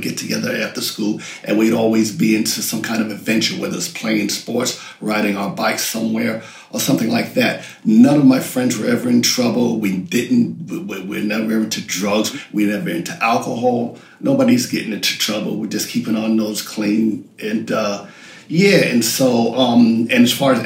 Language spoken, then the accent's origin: English; New York, United States; born or raised there; also born or lived in London, United Kingdom